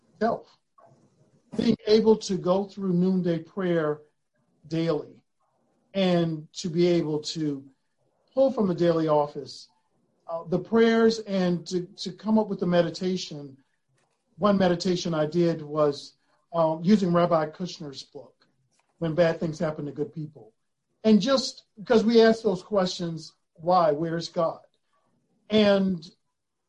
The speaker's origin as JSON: {"language": "English", "region": "Florida", "country": "United States", "tie": "born or raised there", "said": "I grew up in Florida, and we would pick blackberries"}